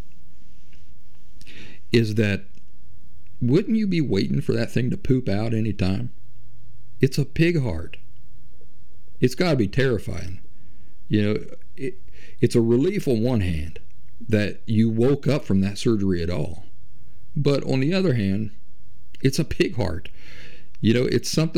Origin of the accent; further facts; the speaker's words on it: Kentucky, and southeastern Ohio meet, Appalachian region where West Virginia, United States; moved away; also born or lived in Philadelphia, Pennsylvania; I'm a hillbilly from the Appalachian region where West Virginia, Kentucky, and southeastern Ohio meet, that I lived for over a decade in Philly